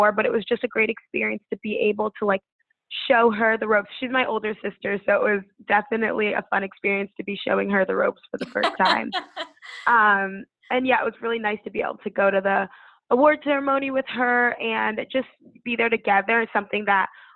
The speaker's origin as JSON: {"language": "English", "region": "Connecticut", "country": "United States", "moved": "as an adult", "lives_now": "Washington, D.C., United States", "said": "I'm from Connecticut, so DC was definitely a jump for me"}